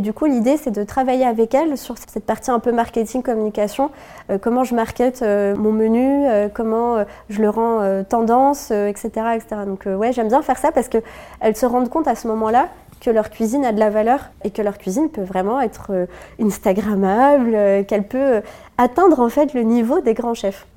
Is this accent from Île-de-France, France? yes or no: no; Lorraine, Grand Est, France; also born or lived in Morocco (ancestry); now in Paris, France; moi je suis de Lorraine à la base